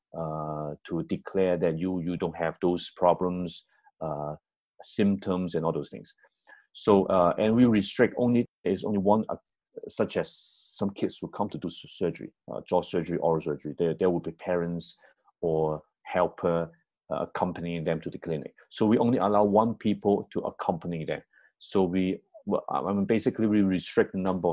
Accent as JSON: {"language": "English", "country": "Hong Kong", "said": "I'm from Hong Kong"}